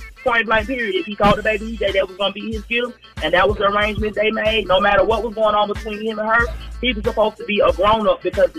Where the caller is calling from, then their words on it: Ellenwood, Georgia, United States; I'm calling from Ellenwood.